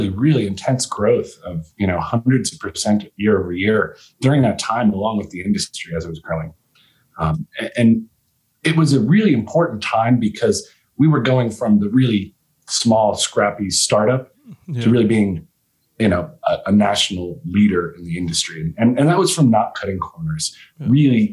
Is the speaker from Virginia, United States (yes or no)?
yes; Virginia, United States; moved away as an adult; also born or lived in Maryland; now in Colorado, United States; I was born and raised in Virginia